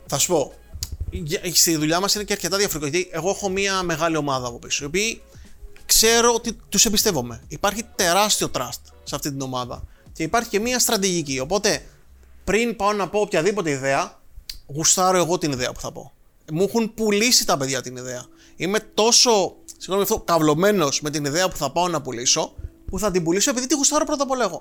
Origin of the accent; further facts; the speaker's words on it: Rhodes, South Aegean, Greece; Μεγάλωσα στη Ρόδο